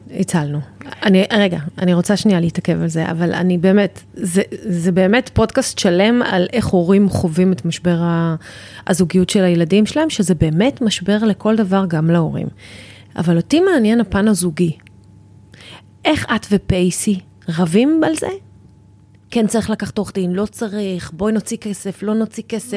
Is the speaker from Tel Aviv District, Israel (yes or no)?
yes; Tel Aviv, Tel Aviv District, Israel; moved away as an adult; now in Ramat HaSharon, Israel; אני הייתי ילדה תל אביבית, גדלתי בתל אביב